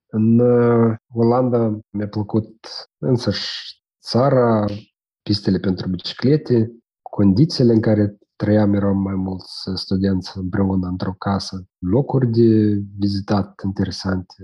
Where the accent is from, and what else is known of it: Moldova